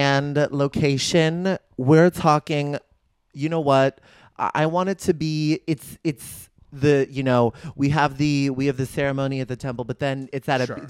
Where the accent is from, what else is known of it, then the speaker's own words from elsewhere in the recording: Bay Area, California, United States; I grew up in the Bay Area.